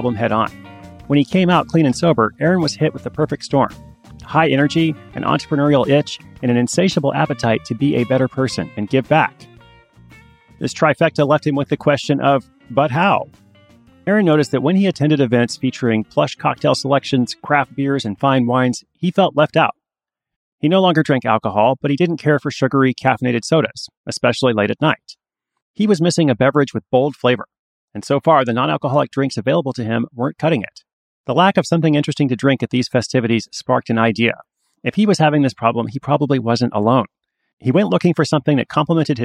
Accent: Portland, Oregon, United States; my hometown of Portland

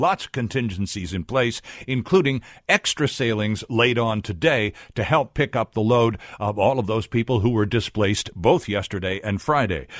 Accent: Ontario, Canada; also born or lived in Metro Vancouver; now in Vancouver, Canada; I grew up in Ontario

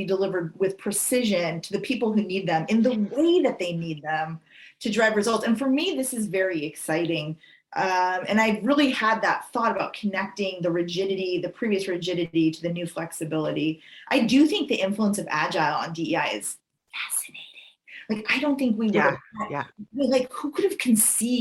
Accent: East Coast, United States; I was born in the East Coast

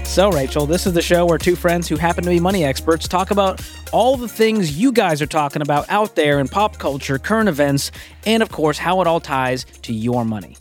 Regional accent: Northeast, United States; I'm from the Northeast.

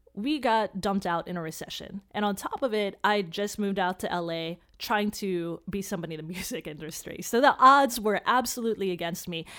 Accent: Chicago, Illinois, United States; I grew up in Chicago

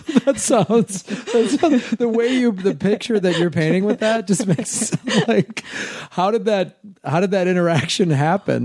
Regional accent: Chicago, Illinois, United States; moved away as an adult; also born or lived in Tucson, Arizona; now in Los Angeles, United States; I moved back to Chicago, where I'm from

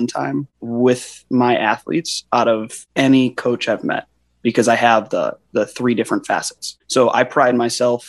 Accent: Illinois, United States; now in Scottsdale, United States; I grew up in Illinois, all the way through the Illinois wrestling system

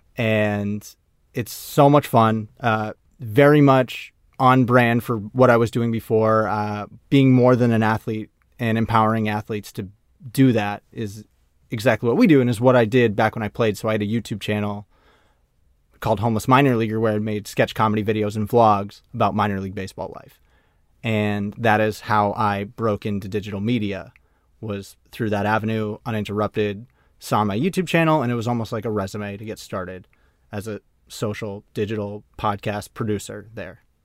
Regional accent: Maine, United States; I grew up in Maine

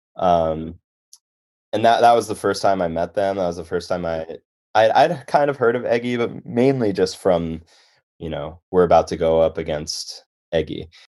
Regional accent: Chicago, Illinois, United States; moved away as an adult; also born or lived in Boston; I grew up in Chicago

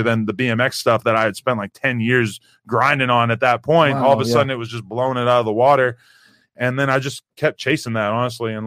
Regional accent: Nashua, New Hampshire, United States; moved away; So I'm from Nashua, New Hampshire, which is like a small city about 40 minutes outside of Boston.

